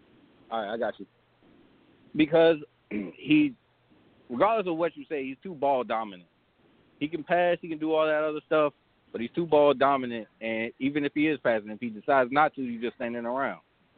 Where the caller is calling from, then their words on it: Maryland, United States; I'm calling from Maryland.